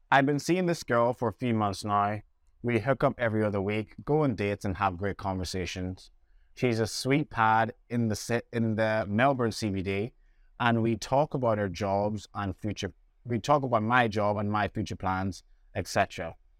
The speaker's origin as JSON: {"language": "English", "country": "Jamaica", "tie": "born or raised there", "said": "my family that I had around me growing up in Jamaica"}